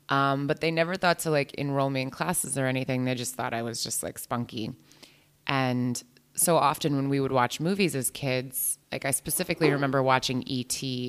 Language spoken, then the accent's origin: English; New Jersey, United States; I'm an actor. I'm from New Jersey.